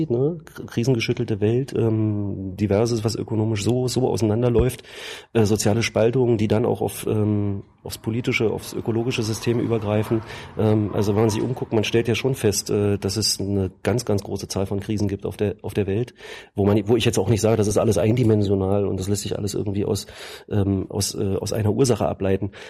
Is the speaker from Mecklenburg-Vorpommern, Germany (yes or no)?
yes; Mecklenburg-Vorpommern, Germany; Berliner, also nicht gebürtiger Berliner, ich bin gebürtiger Schweriner.